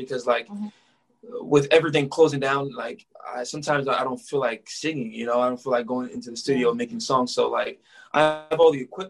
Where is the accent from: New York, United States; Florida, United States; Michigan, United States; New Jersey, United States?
New York, United States; Rockland County; also born or lived in Nebraska / California; born and raised in New York, Rockland County